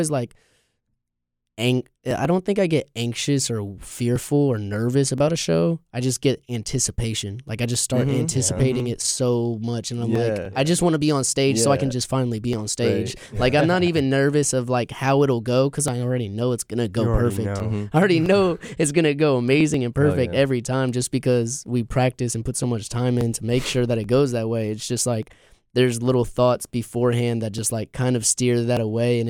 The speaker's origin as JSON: {"language": "English", "town": "Greensboro", "region": "North Carolina", "country": "United States", "tie": "born or raised there", "also_born_or_lived": "Fort Lauderdale, Florida", "moved": "as an adult", "lives_now": "Raleigh, United States", "said": "I was born there, moved to North Carolina when I was like 5 or 6 in that area, moved to Greensboro, had stayed there ever since"}